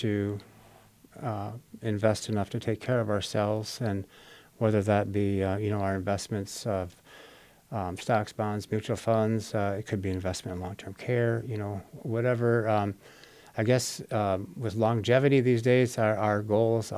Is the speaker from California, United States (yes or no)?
no; Easton, Minnesota, United States; moved away as an adult; now in O'Fallon, United States; I grew up in Minnesota, a small town, about 700 people